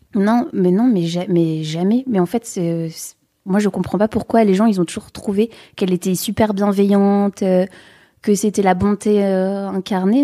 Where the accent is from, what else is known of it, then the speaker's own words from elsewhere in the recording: the North, Hauts-de-France, France; je viens du Nord, moi j'ai pas de frère et sœurs